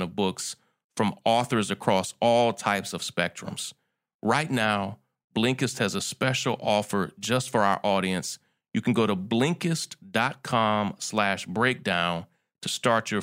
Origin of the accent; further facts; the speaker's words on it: Kentucky, United States; moved away as an adult; also born or lived in Atlanta; I grew up in Kentucky